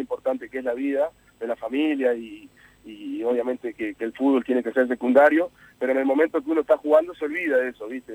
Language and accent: Spanish; Uruguay; yo he jugado más tiempo en el exterior que, acá en mi país